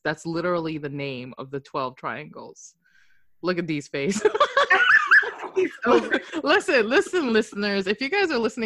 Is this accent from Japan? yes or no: yes; Japan; I'm from Japan